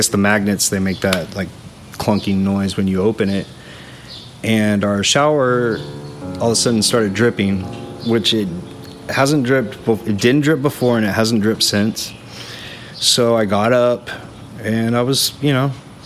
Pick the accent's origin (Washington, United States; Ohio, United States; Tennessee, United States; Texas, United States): Texas, United States; just south of New Braunfels; also born or lived in Austin, Texas; now in New Braunfels, United States; I grew up just south of here